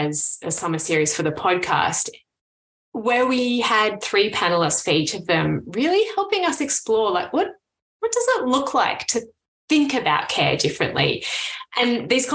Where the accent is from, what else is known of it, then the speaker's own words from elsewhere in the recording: Canberra, Australian Capital Territory, Australia; So I grew up in Canberra, right? The hometown of the public servant